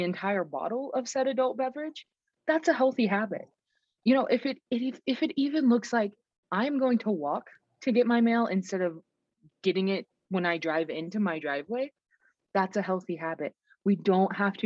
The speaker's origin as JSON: {"language": "English", "region": "Texas", "country": "United States", "moved": "yes", "lives_now": "Montana, United States", "said": "I'm from Texas originally"}